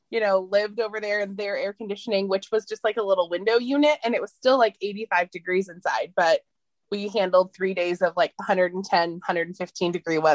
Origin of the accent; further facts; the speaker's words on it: Portland, Oregon, United States; I grew up in Portland also.